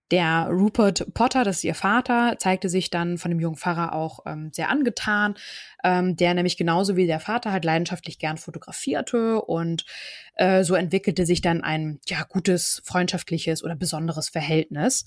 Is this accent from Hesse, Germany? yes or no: no; Hamburg area, Germany; also born or lived in Kiel, Germany; bin ja in Kiel geboren, fühle mich aber als Hamburgerin. So bin auch im Umkreis von Hamburg aufgewachsen. Seit meinem 14. Lebensjahr wohne ich in Hamburg